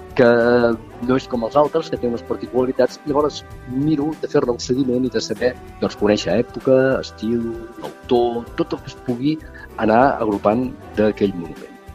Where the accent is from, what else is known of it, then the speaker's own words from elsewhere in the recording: Tarragona, Catalonia, Spain; arquitecte tarragoní, estic jubilat